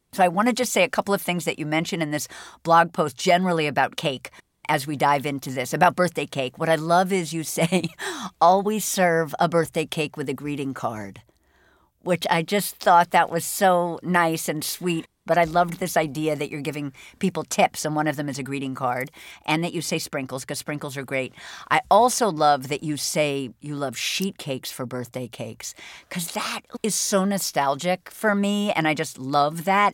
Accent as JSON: {"language": "English", "town": "Boston", "region": "Massachusetts", "country": "United States", "tie": "born or raised there", "said": "I grew up in Boston"}